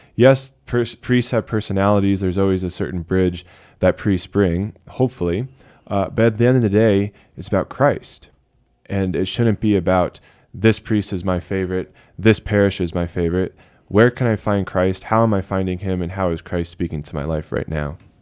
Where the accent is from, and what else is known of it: United States